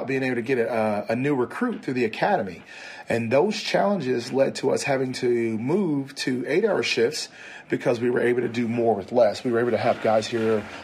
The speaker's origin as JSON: {"language": "English", "region": "the South", "country": "United States", "also_born_or_lived": "Lexington, Kentucky", "said": "I'm from the South."}